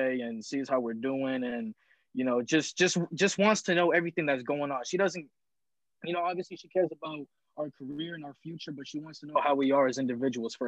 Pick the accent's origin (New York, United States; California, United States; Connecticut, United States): Connecticut, United States; New Haven; now in East Providence, United States; I'm originally from New Haven, Connecticut, but I live in East Providence, Rhode Island now